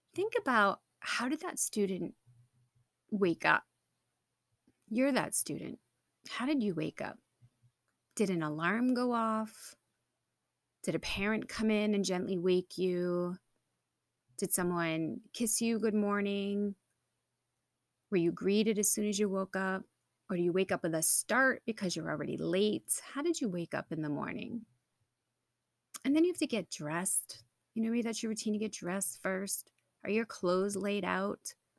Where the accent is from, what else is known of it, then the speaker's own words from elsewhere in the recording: New England, United States; I'm from New England